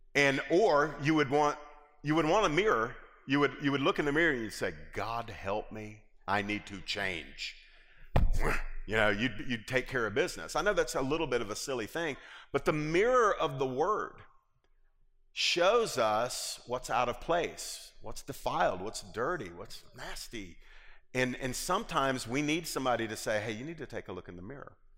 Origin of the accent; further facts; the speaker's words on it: Lilburn, Georgia, United States; I grew up in Lilburn, and we had a creek behind our house